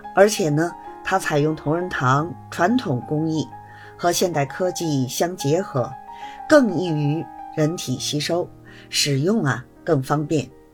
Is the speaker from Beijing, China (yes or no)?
yes; Beijing, China; 我是北京的